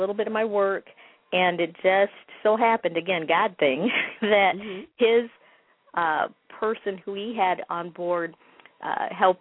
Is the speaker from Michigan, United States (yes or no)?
yes; Michigan, United States; also born or lived in Chicago, Illinois; I was born in Chicago, Illinois, and our family moved early in my years to Michigan